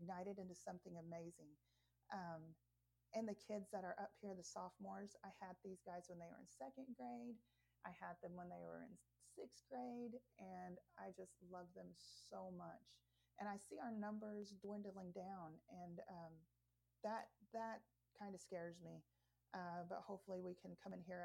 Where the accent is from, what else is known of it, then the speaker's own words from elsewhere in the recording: Anadarko, Oklahoma, United States; also born or lived in Mustang, Oklahoma; growing up in the Native community and growing up in this town. I spent my 20s and a lot of my 30s in Anadarko